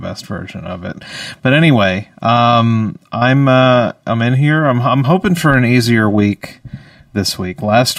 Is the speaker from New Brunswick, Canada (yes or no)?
yes; Saint John, New Brunswick, Canada; I am a comedian from St. John, New Brunswick